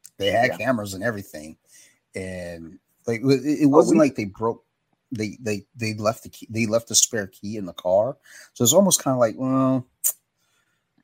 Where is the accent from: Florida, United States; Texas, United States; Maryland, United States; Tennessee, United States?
Maryland, United States; Columbia; Maryland's very bizarre, especially where I grew up in Columbia